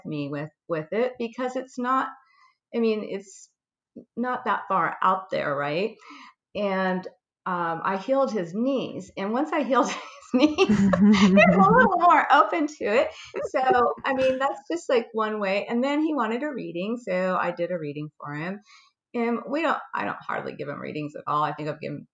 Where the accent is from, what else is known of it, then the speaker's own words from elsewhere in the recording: California, United States; I'm from California girl, and raised by hippies